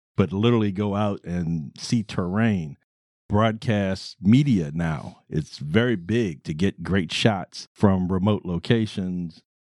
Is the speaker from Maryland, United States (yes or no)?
yes; Baltimore, Maryland, United States; I am from Baltimore City, the land of pleasant living, the monumental city